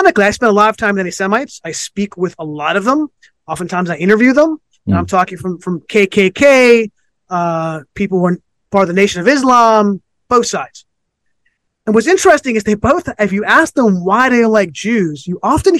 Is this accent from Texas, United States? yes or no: no; Los Angeles, California, United States; when I was a kid growing up in Los Angeles